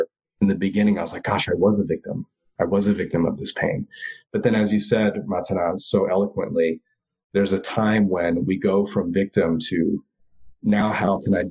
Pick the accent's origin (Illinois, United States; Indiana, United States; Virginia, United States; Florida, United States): Florida, United States; Largo; I was born and raised in Florida. So I am a Korean Floridian